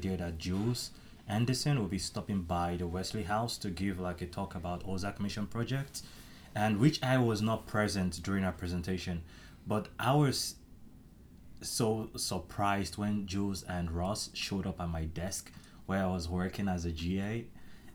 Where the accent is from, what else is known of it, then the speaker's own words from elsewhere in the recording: Nigeria; moved away as an adult; now in United States; from Nigeria